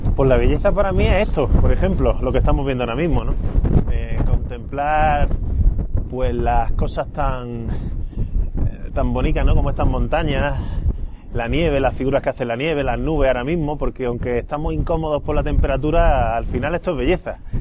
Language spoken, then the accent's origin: Spanish; Granada, Andalusia, Spain; nací en Granada y tengo la sierra